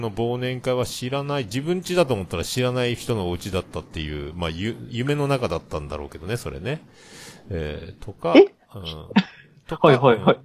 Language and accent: Japanese; Kyushu, Japan; 九州人だからかな